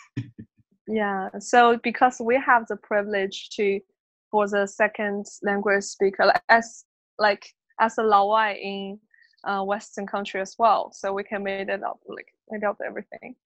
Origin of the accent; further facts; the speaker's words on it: Inner Mongolia, China; English is a second language; now in Melbourne, Australia; I coming from Inner Mongolia